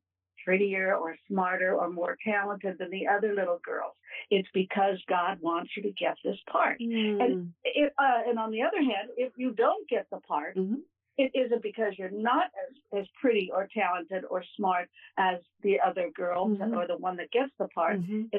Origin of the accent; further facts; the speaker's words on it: Ohio, United States; born there; also born or lived in Kentucky; This was back east in Kentucky and Ohio. I was born in Ohio, but this was back there.